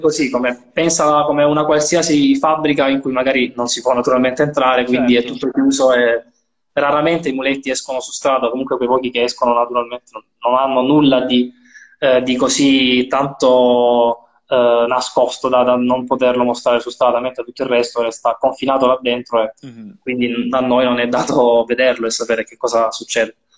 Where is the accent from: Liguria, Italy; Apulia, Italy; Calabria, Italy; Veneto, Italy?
Apulia, Italy; la mia terra, per la mia, la mia, provincia